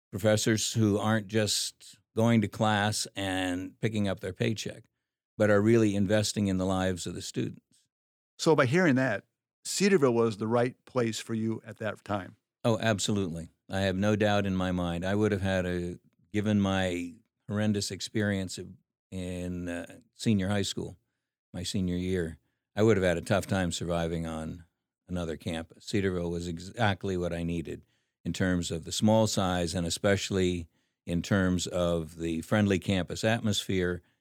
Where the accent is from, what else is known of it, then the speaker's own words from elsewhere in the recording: Philippines; Well, growing up in the Philippines was a lot of fun. I mean, you got to ride on water buffaloes. You got to take bamboo rafts down rivers.